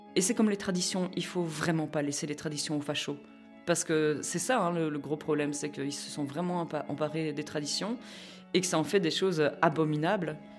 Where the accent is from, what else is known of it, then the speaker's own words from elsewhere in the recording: Philippeville, Wallonia, Belgium; j'ai grandi euh, à, à, Philippeville